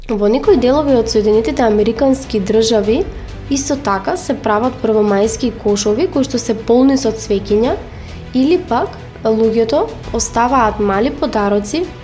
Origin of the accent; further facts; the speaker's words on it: North Macedonia; кај нас во Македонија